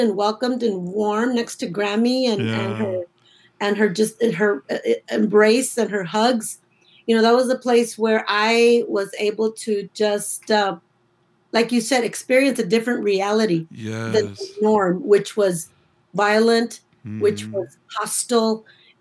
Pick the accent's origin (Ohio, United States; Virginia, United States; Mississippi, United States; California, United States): California, United States; Earlimart; also born or lived in McFarland, California; now in Chicago, United States; I was born in McFarland, California, we lived in Early Mart